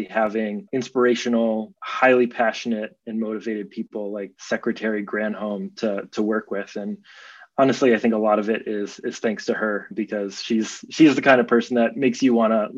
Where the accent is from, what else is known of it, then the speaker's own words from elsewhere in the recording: Boulder, Colorado, United States; now in California, United States; I grew up in Boulder, Colorado.